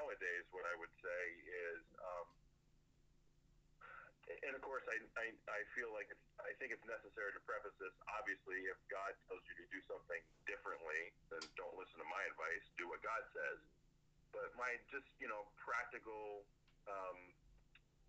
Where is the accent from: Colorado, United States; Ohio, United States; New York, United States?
Ohio, United States; Plainfield; moved away as an adult; also born or lived in Southern California; born and bred in Ohio. I grew up in a very small, I mean, typically somebody would say town or city. Neither. It was a village. I grew up in the village of Plainfield, less than 200 people